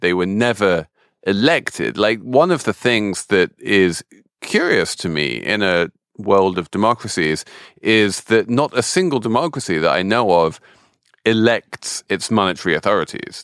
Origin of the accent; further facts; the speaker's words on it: Europe, in Britain, England, United Kingdom; I grew up in Europe and with a very sort of pro-European family